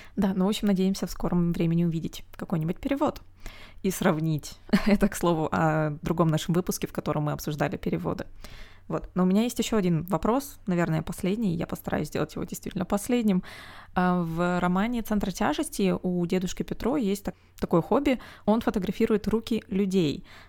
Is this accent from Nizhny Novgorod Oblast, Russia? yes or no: no; Omsk, Omsk Oblast, Russia; moved away; Омск, это мой родной город